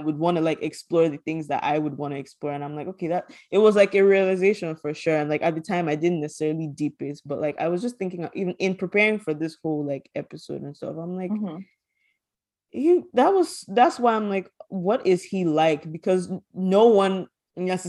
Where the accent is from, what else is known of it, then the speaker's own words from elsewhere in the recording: Nigeria; growing up Nigerian